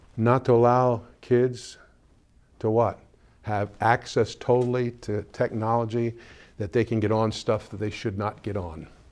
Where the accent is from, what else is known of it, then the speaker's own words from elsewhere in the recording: Pennsylvania, United States; moved away; go up now to Pennsylvania and I go to my hometown